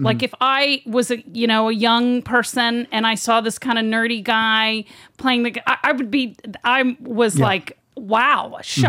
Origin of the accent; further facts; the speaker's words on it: Texas, United States; I'm from Texas.